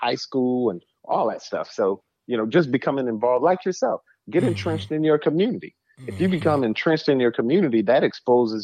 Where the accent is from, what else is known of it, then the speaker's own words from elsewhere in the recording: Saginaw, Michigan, United States; People knew me from the community growing up in Saginaw